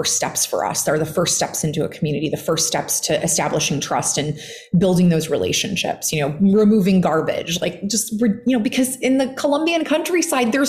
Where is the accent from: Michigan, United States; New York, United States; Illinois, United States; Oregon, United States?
Illinois, United States; just outside of Chicago; I grew up in the heartland and just outside of Chicago, Midwesterner